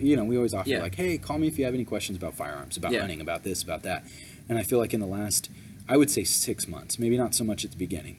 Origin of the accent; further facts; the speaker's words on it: California, United States; we're from California